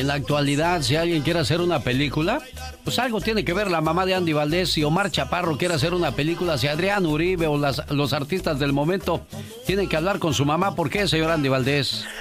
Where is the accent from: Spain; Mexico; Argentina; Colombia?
Mexico; Mexico City; moved away; un día salí del DF, pero el DF nunca salió de mí.